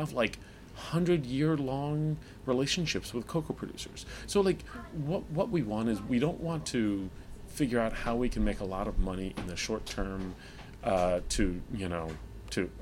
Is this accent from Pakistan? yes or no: no; United States; as an American